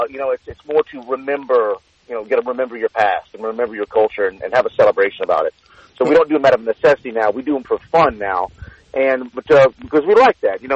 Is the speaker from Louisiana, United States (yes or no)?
yes; Cajun country, Louisiana, United States; growing up in Cajun country